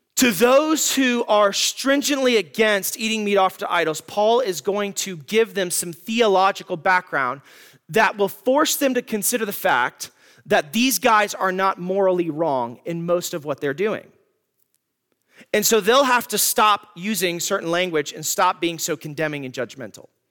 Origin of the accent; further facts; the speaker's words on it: United States; as American Christians